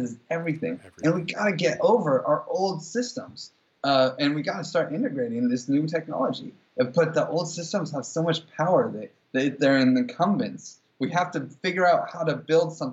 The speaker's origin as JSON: {"language": "English", "country": "United States", "said": "we're both American"}